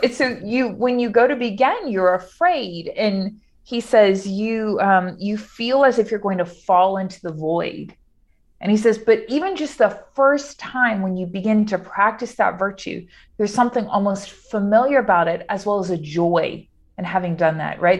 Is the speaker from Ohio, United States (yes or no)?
no; Cajun, Louisiana, United States; also born or lived in Rome, Italy; I'm Cajun by culture